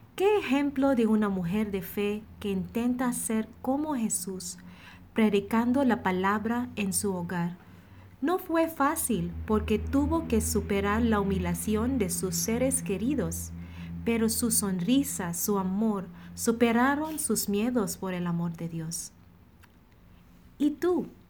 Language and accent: Spanish; Philippines; now in Monterrey, Mexico; misionera filipina destinada en la comunidad de Monterrey.